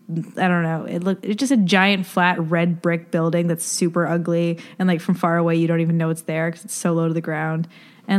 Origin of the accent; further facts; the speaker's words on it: Ontario, Canada; Grew up in Ontario and like an hour or 2 hours outside of Toronto